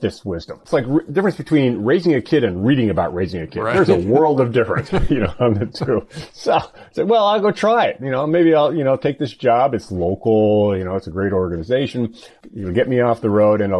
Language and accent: English; California, United States; moved away as an adult; also born or lived in North Carolina / Minnesota / Bay Area; growing up in California and then 8 years in North